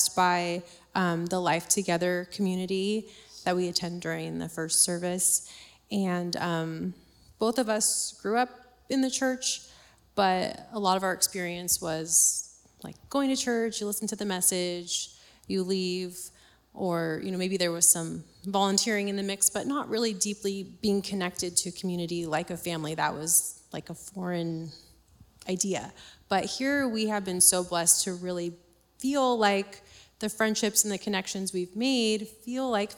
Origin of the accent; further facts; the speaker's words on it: Modesto, California, United States; moved away as an adult; now in Turlock, United States; I grew up in Modesto